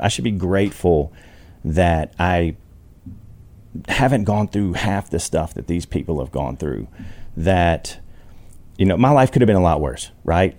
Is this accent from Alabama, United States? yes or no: yes; Alabama, United States; I grew up poor in Alabama